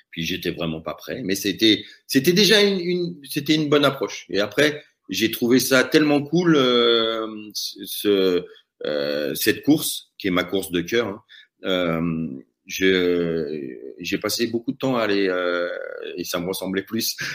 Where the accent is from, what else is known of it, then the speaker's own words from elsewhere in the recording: Paris, Île-de-France, France; now in Chamonix, France; J'étais arrivé en 93 euh, à Chamonix pour y vivre. Et je venais de Paris.